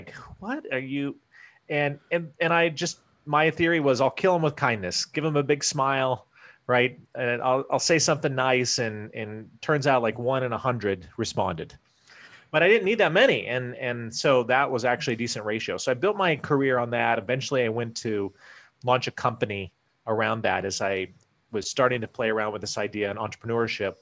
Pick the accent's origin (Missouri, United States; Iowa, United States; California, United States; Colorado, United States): Iowa, United States; moved away as an adult; also born or lived in Wyoming / Washington, D.C. area; I was born in Wyoming, grew up in Iowa